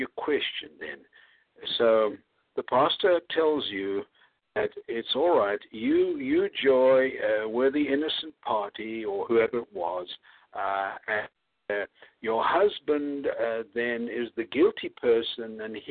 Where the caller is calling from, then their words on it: Houston, Texas, United States; I'm speaking from Houston.